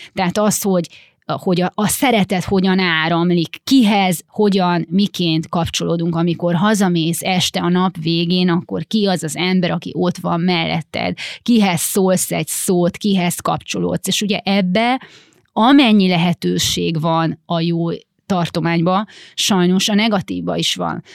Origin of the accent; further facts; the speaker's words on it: Romania; gyerekkorom a Ceausescu Romániájában, ahol ugye a, a szüleim ingáztak